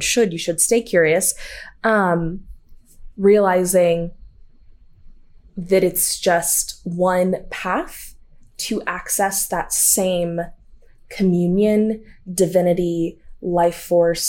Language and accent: English; the Bible Belt, the South, United States; growing up in the Bible Belt in a Southern Baptist church